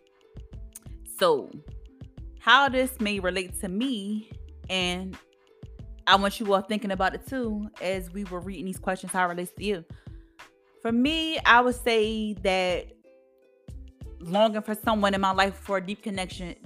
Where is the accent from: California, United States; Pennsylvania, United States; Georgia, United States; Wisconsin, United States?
Pennsylvania, United States; Philadelphia; also born or lived in Kutztown, Pennsylvania; I'm from Philadelphia, Pennsylvania. And I live in a city, born and raised